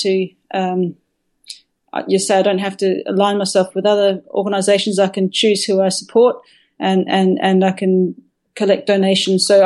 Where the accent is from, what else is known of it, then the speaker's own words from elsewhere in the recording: Perth, Western Australia, Australia; my home where I grew up in Perth